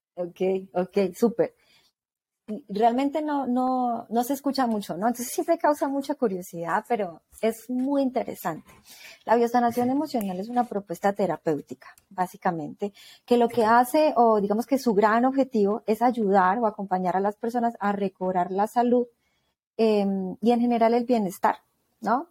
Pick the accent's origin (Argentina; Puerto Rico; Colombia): Colombia; now in Mexico